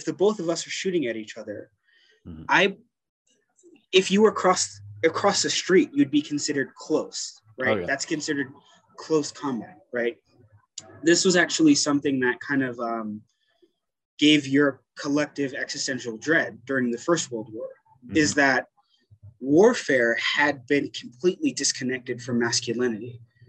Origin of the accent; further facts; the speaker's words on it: Brooklyn, New York, United States; born there; so I was born in East New York, Brooklyn, mm-hmm. Which is like one of the, in the 90s, it was like one of the poorest and most dangerous parts of Brooklyn. Moved around a lot as a kid